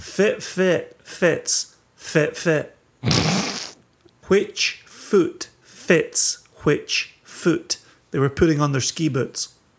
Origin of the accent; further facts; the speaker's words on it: Scotland, United Kingdom; as a Scotsman